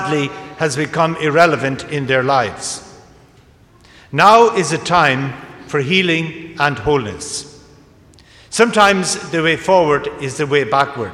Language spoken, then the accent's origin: English; County Kildare, Leinster, Ireland; I was ordained in my hometown in County Kildare.